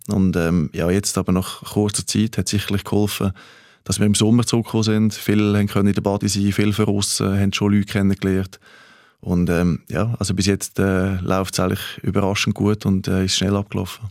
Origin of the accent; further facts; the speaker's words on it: Switzerland; moved away as an adult; also born or lived in Germany / Denmark; ich bin Schweizer. Ich bin bescheiden aufgewachsen